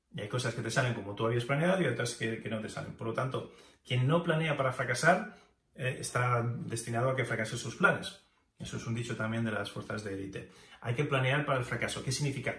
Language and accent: Spanish; Spain; moved away as an adult; also born or lived in Japan / United States; me fui de España a Japón y a Estados Unidos, dejando atrás familia, contactos